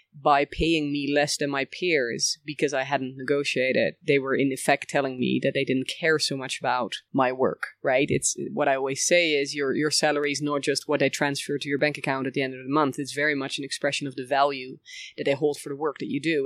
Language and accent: English; Bussum, North Holland, Netherlands; also born or lived in village near Rotterdam, Netherlands; we moved when I was about five years old to another place in the Netherlands, um, Bussum to be precise, near Amsterdam.